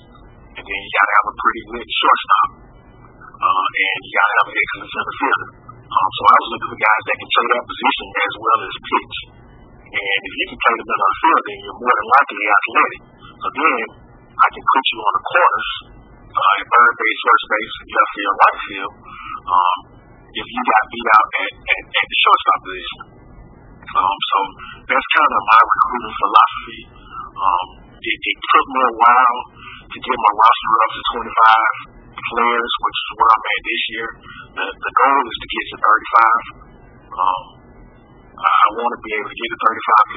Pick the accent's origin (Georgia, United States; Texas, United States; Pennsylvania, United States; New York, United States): Georgia, United States; Decatur; I'm born and raised in Decatur, Georgia